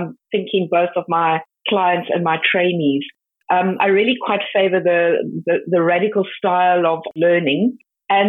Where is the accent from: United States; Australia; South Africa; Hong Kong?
South Africa; my home country